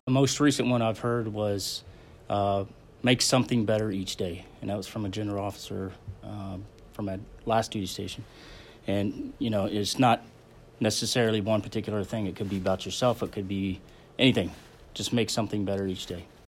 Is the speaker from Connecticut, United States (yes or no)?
no; Belpre, Ohio, United States; also born or lived in Fort Carson, Colorado; born in Fort Carson, Colorado, when my dad was in the Army. Uh, and then he got out in the seventies, and we moved, uh, to Belpre, Ohio, a small town in Belpre.